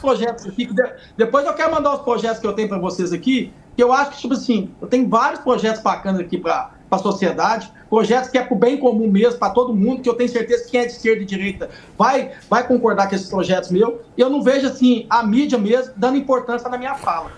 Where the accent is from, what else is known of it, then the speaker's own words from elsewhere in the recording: Divinópolis, Minas Gerais, Brazil; lá na minha cidade ainda não tem ponte aérea para vir para Brasília. Eu tenho que ir de Divinópolis para Belo Horizonte